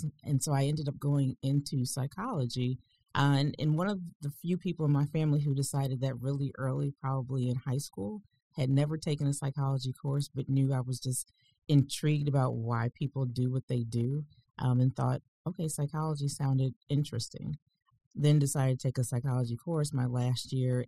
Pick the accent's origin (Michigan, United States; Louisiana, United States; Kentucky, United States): Michigan, United States; Detroit; Originally, I was born in Detroit, Michigan.